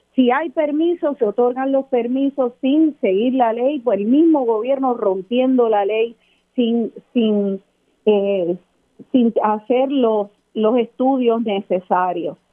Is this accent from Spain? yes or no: no; Aguadilla, Puerto Rico; nunca voy a olvidar mis días de niña en Aguadilla